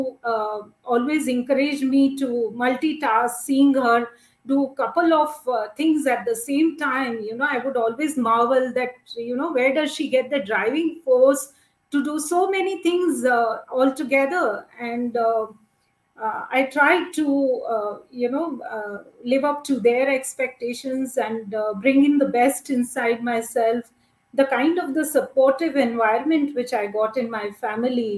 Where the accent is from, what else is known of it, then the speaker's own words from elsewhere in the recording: Meerut, Uttar Pradesh, India; also born or lived in Delhi; being born and brought up in Meerut, which is a city in Uttar Pradesh state of India